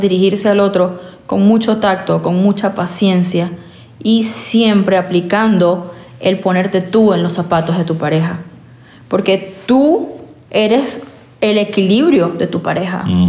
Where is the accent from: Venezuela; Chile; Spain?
Venezuela; now in United States; Somos venezolanos, inmigrantes haciendo vida en Estados Unidos